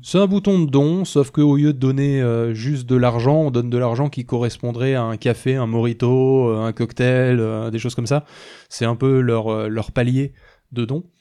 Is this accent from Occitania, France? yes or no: yes; Toulouse, Occitania, France; on est toulousain